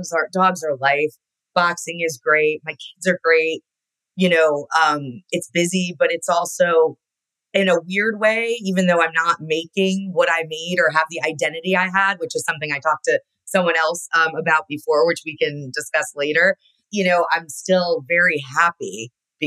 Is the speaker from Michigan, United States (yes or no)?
no; Connecticut, United States; I grew up in Connecticut.